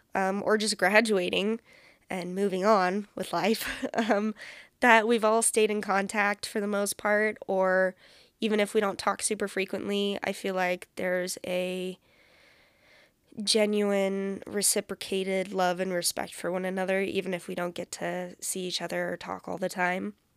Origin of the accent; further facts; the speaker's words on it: San Francisco Bay Area, California, United States; also born or lived in Central Valley, California; I'm a California girl, born and raised. I was born in the Bay Area, like, the San Francisco Bay Area